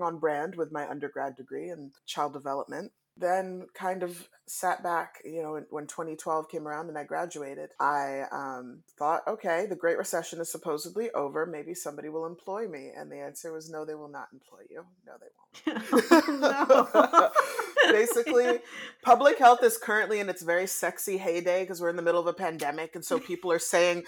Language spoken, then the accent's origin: English; DC metro area, Maryland side, United States; I was born and raised in the DC metro area on the Maryland side of the DMV